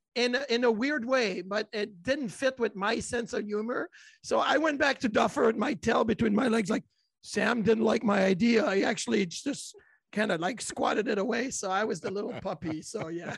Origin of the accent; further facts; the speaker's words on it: Quebec City, Quebec, Canada; moved away as an adult; now in Buffalo, United States; I grew up in Quebec City